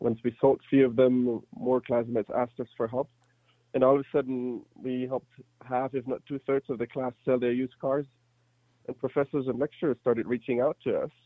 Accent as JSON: {"language": "English", "country": "Germany", "tie": "born or raised there", "second_language": "English", "moved": "as an adult", "lives_now": "United States", "said": "I was born and raised in Germany, moved to the U.S. in 2011 to go to business school"}